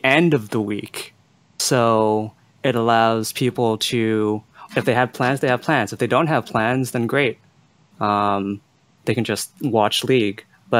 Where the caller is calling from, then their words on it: Montreal, Quebec, Canada; I'm calling from Montreal.